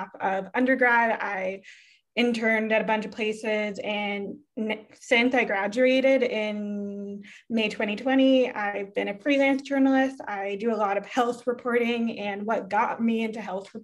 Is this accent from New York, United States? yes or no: no; Massachusetts, United States; moved away as an adult; also born or lived in Winnipeg, Canada / Quebec, Canada; now in California, United States; I lived there 0 to 6, then in Massachusetts, 6 to 18